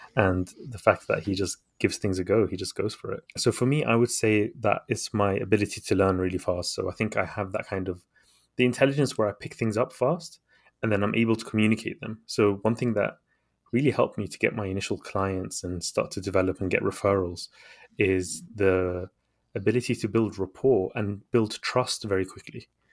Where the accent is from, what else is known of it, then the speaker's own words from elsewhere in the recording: London, United Kingdom; also born or lived in Baghdad, Iraq; to the U K when I was a baby, and I grew up here in London.